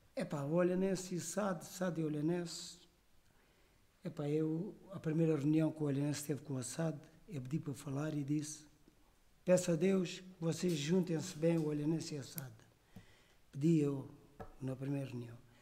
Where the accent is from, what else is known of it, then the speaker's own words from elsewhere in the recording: Olhão, Algarve, Portugal; Eu sou de Olhão, isto é mesmo genuíno da minha terra